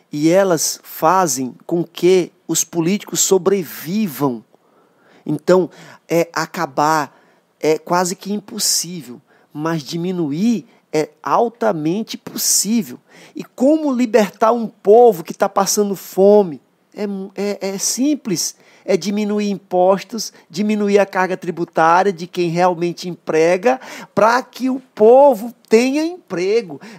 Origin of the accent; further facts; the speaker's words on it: São Pedro dos Crentes, Maranhão, Brazil; Outro dia um, um, secretário chegou lá na minha cidade, vamos abrir um restaurante popular em São Pedro dos Crentes.